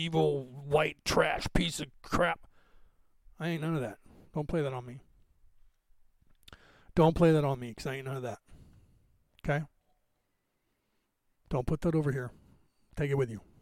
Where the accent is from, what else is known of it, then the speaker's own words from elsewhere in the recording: California, United States; I grew up in California